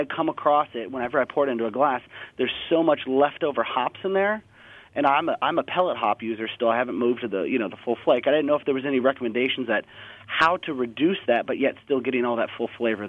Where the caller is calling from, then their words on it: Seattle, Washington, United States; I'm actually over here in Seattle, Washington.